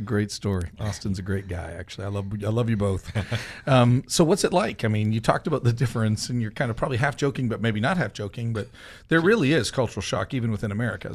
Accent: Canada; moved away; also born or lived in Joplin, Missouri; I came from Canada to Joplin

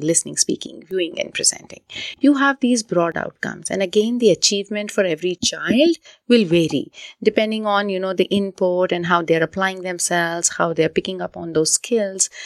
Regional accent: India; moved away; born and brought up in India, I've done, uh, my education largely, um, in India.

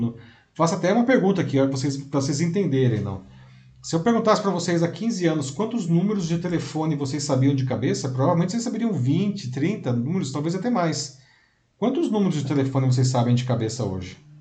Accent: Brazil; Sou brasileiro

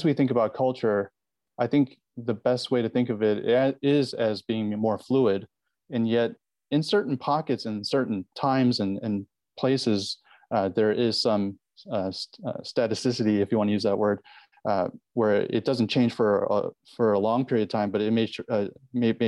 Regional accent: United States; as a person of Korean background, born and raised in the United States

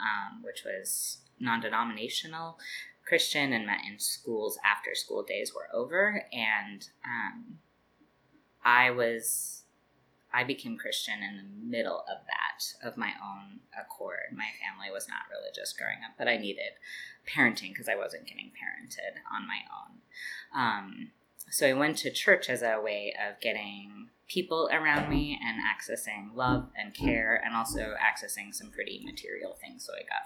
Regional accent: Spokane, Washington, United States; also born or lived in Richland, Washington / Everett, Washington / Seattle, Washington / Brooklyn, New York; now in New York, United States; I grew up in Spokane

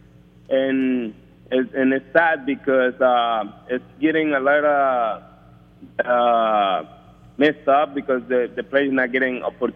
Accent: Venezuela; moved away; I'm coming from Venezuela, that I used to play for a very famous team over there, Navegantes and Magallanes

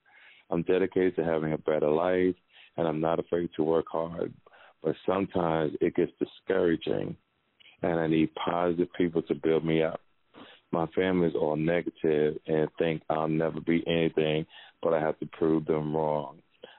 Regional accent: Seattle, Washington, United States; now in Florida, United States; I'm from Seattle, Washington, and I moved to Florida after my grandmother passed.

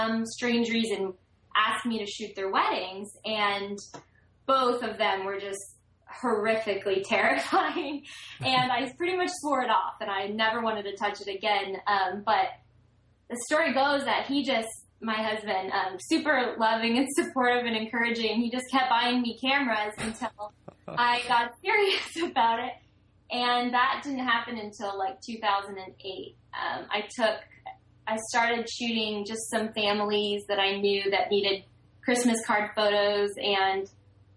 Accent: Gainesville, Florida, United States; I was born in Gainesville, Florida

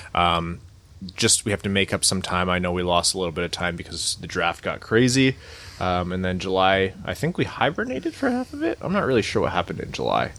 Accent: Windsor, Ontario, Canada; moved away; my hometown of Windsor, right across the border from Detroit.

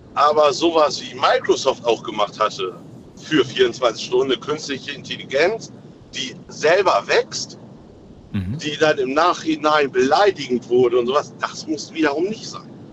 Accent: Aurich, Lower Saxony, Germany; aus Aurich

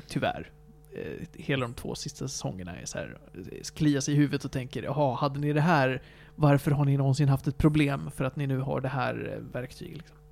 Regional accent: Sweden; tittar man på mig som en svensk

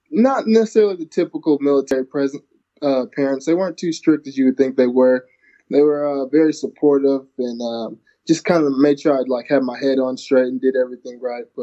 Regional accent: Lawton, Oklahoma, United States; also born or lived in Georgia / Alaska; I was born in Georgia, and I lived there for two years. Then we moved to Alaska and then until I was in the third grade, and I finished up in Lawton, Oklahoma.

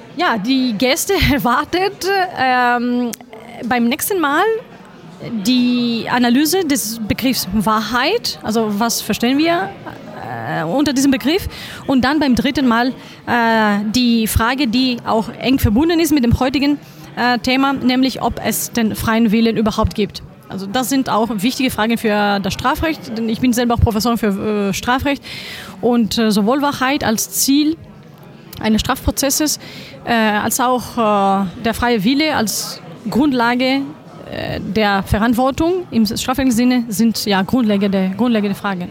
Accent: Greece; moved away; als Griechin, äh, und ohne dass das klischeehaft äh, klingt, äh, hatte ich das große Glück, äh, schon als Kind mit Philosophie in Berührung zu kommen

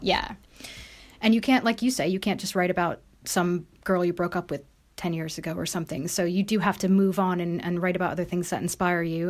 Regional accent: United States; moved away; I am American

